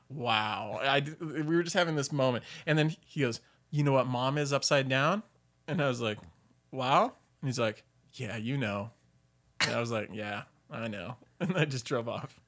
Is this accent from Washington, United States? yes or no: no; Sacramento, California, United States; also born or lived in Kern County, California / Bay Area, California; I grew up in Sacramento